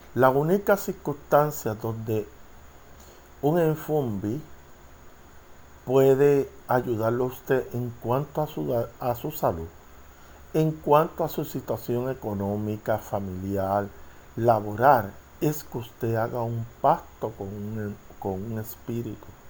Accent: Puerto Rico; yo soy de Puerto Rico boricua

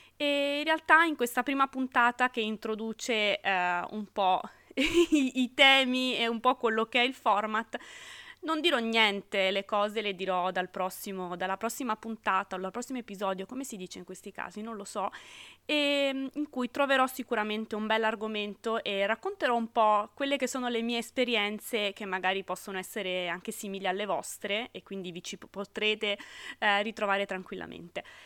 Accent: Sardinia, Italy; moved away as an adult; now in Rome, Italy; sono sarda di origine ma romana d'adozione da 10 anni quasi

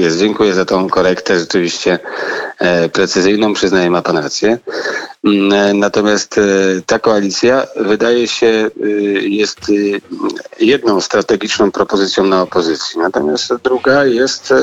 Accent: Kraków, Lesser Poland, Poland; ja jestem z Krakowa

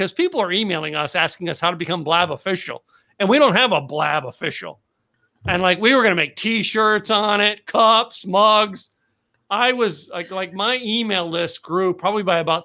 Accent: Lehigh Valley, Pennsylvania, United States; now in Texas, United States; I grew up in Pennsylvania and Lehigh Valley, Pennsylvania

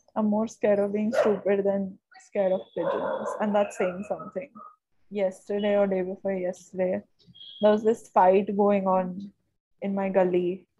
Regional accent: Karnataka, India; I am from Karnataka.

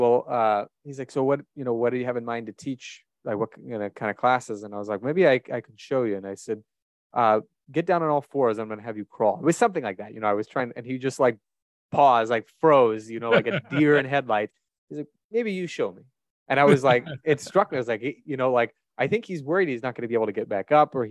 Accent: Omaha, Nebraska, United States; moved away; also born or lived in Israel; I grew up in Omaha

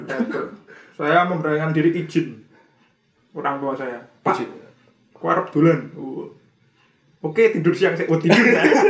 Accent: Sleman, Special Region of Yogyakarta, Indonesia; Saya kan anak Sleman. Iya. Terus daerah Merapi.

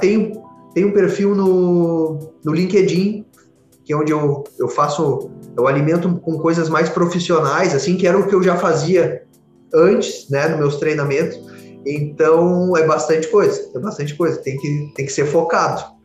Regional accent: Porto Alegre, Rio Grande do Sul, Brazil; eu sou aqui de Porto Alegre

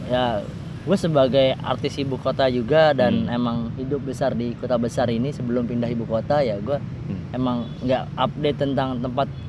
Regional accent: Jakarta, Indonesia; accent: Betawi Arab; bapak-bapak nih saya sekarang sedang mengeluarkan sedikit-sedikit nih logat-logat Jawa lagi padahal dulu logat saya Betawi Arab

